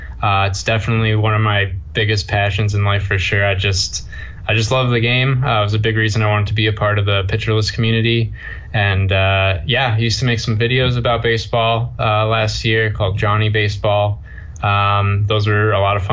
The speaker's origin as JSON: {"language": "English", "area": "Long Island", "region": "New York", "country": "United States", "tie": "born or raised there", "lives_now": "New York City, United States", "said": "I live out in New York City. I grew up on Long Island, been living in New York City for the last 10 years or so"}